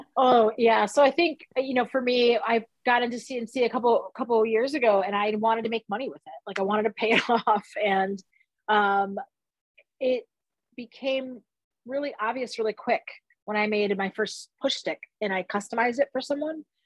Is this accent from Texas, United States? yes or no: no; Detroit, Michigan, United States; I grew up in Southwest Detroit.